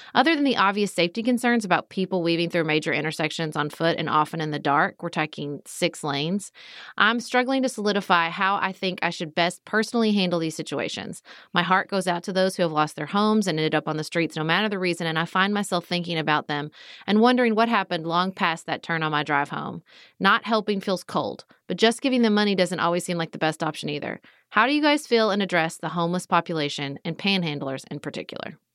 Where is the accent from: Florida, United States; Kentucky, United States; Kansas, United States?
Kentucky, United States; Paducah; I serve on the Paducah Cooperative Ministries Board in my hometown